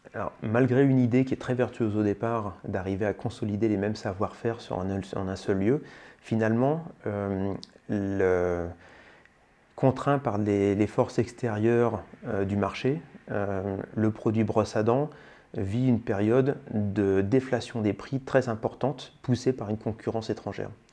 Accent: Senlis, Hauts-de-France, France; je suis un pur produit picard, je suis né à Senlis, dans le sud de l'Oise, et j'ai vécu ma tendre enfance dans le village de saint le là où mes parents avaient leur travail

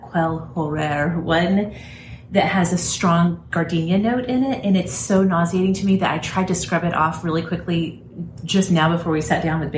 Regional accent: United States; many of us who grew up as American school children

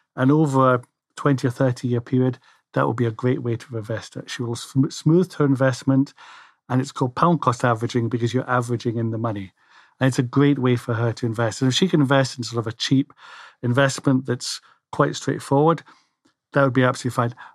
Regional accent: Scotland, United Kingdom; I'm Scottish

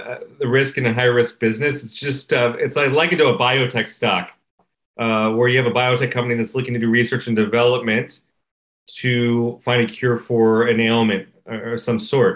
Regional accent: Texas, United States; moved away as an adult; now in Vancouver, Canada; So I'm born and raised in the United States and out of Texas.

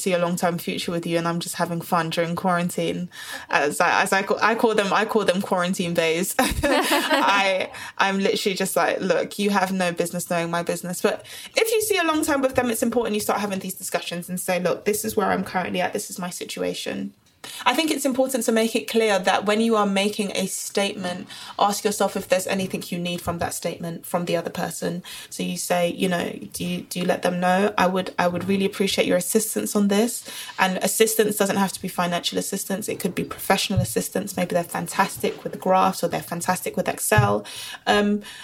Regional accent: London, United Kingdom; Born and bred in Brixton, South London

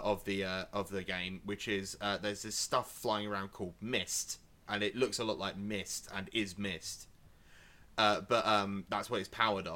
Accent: Essex, East of England, United Kingdom; I am from Essex

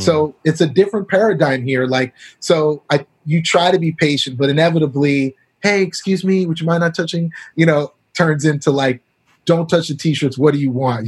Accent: Canada; moved away as an adult; also born or lived in Barbados / Brooklyn, New York; now in Los Angeles, United States; I grew up in Canada

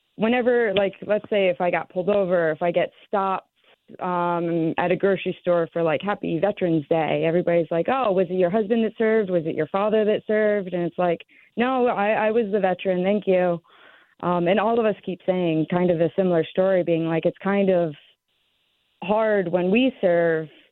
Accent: Sherman, Connecticut, United States; moved away as an adult; also born or lived in Alaska; I'm born born and raised in Sherman, Connecticut

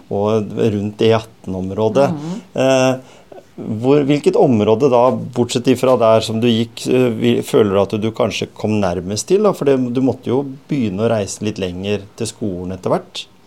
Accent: Skien, Telemark, Norway; Skien, som jeg vokste opp på, eller på Gjemse

